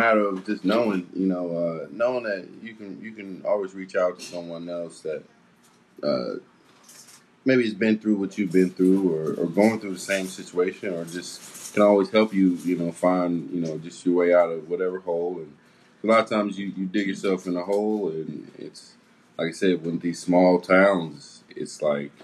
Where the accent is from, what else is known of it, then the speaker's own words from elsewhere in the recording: Kansas City, Missouri, United States; we're from Kansas City, Missouri